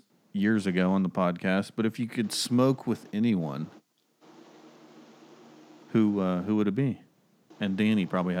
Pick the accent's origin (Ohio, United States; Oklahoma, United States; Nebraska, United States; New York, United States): Oklahoma, United States; I'm from Oklahoma.